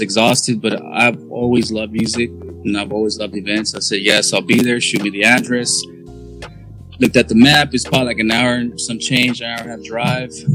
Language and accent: English; Dallas, Texas, United States; We're both from Dallas the Dallas area